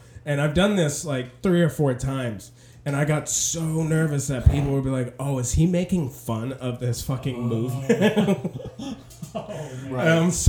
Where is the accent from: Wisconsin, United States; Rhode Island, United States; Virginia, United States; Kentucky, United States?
Virginia, United States; accent: southern; I've noticed every year that I've been outside of Virginia, the worse my accent gets, like my southern accent.